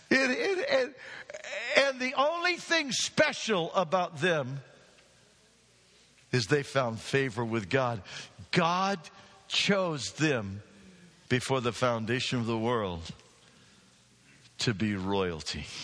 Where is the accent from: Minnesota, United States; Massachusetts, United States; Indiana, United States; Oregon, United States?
Oregon, United States; Hermiston; I, I, I grew up in Hermiston and me.